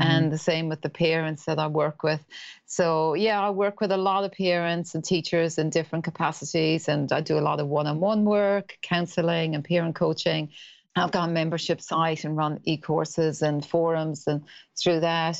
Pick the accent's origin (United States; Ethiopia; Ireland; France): Ireland; accent: Irish; moved away as an adult; now in New Zealand; I'm Irish, that's the accent